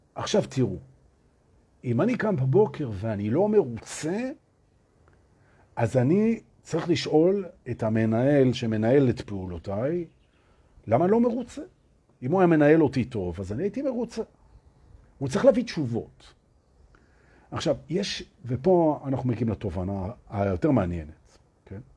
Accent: Tel Aviv, Tel Aviv District, Israel; moved away as an adult; now in Herzliya, Israel; אני, אני תל אביבי, עוד שעכשיו אני בהרצליה, אבל אני תל אביבי

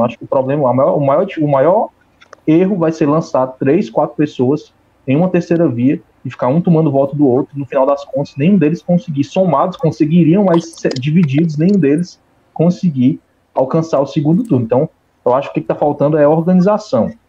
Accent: Ceará, Brazil; eu sou do Ceará

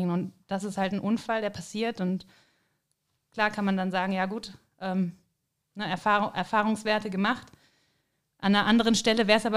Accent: Rhineland, Germany; Und das, ich glaube, das ist was, was man so als Rheinländer als Bezeichnung irgendwie nicht richtig nachvollziehen kann.

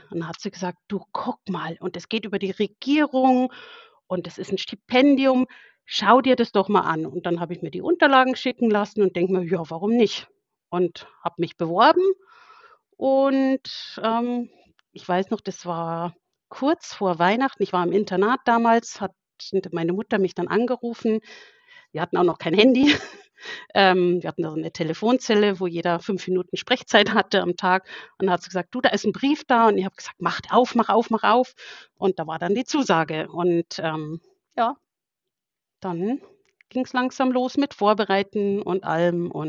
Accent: Burghausen, Bavaria, Germany; Also ich äh, komme aus Burghausen. Das ist in Bayern, Südostbayern, liegt direkt an der österreichischen Grenze. Ähm, bin hier geboren und ja, wohne auch hier

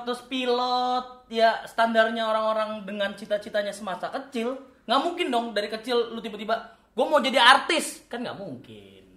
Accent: Karo Batak home village, North Sumatra, Indonesia; moved away; kalau di kampung gua itu kan kental banget ya, adat Batak Karonya

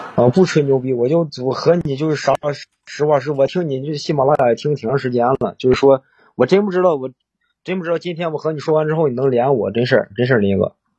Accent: Cangzhou, Hebei, China; 我是沧州的

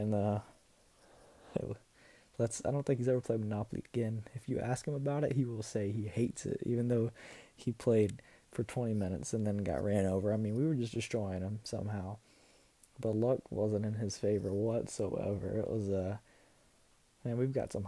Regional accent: South Carolina, United States; I'm from South Carolina

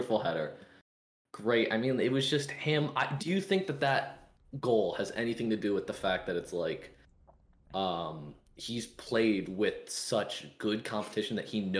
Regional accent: United States; as an American

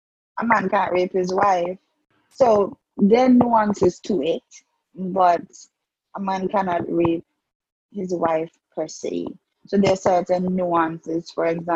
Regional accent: Antigua & Barbuda; as a young woman, growing up in the Antiguan society

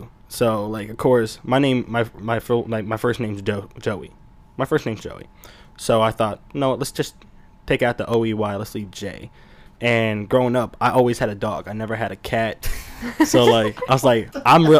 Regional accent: Baltimore County, Maryland, United States; accent: Baltimore; I spent a lot of time in Baltimore County growing up, so I kind of developed a little bit of an accent

